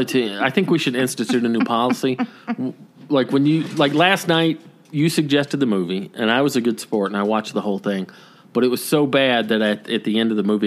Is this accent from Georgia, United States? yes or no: yes; Georgia, United States; born or raised there; moved away; also born or lived in Woodstock, Georgia